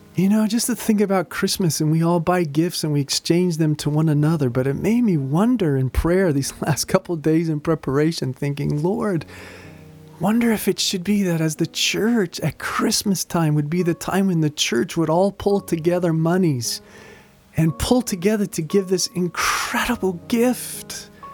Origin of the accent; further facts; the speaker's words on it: United States; as an American